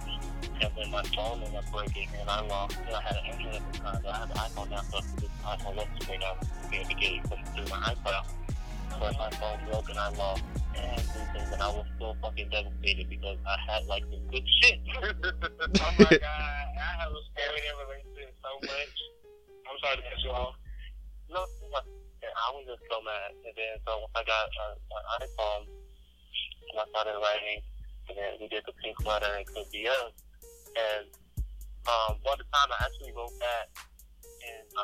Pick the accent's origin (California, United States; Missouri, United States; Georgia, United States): Missouri, United States; St. Louis; moved away as an adult; now in Texas, United States; I just moved to Texas and a week before we left, well, I'm from St. Louis